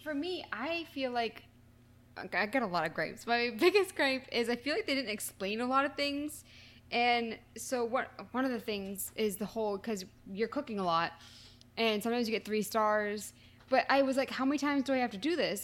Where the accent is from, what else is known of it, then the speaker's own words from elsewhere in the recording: near Boston, Massachusetts, United States; I'm not from Boston, but I'm from near Boston